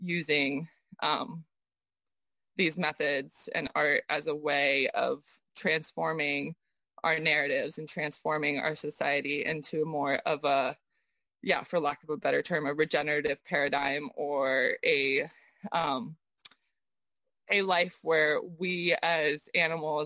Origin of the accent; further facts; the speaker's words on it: Southern California, United States; also born or lived in Almaty, Kazakhstan; most of my childhood was in Southern California, and I grew up, near the ocean there.